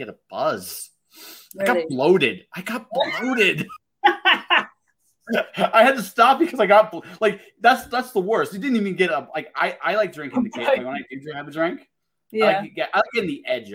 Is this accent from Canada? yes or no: yes; Canada; I'm Canadian